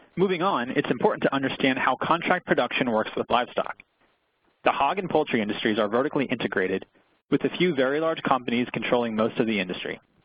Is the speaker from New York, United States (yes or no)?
no; Pennsylvania, United States; my home state of Pennsylvania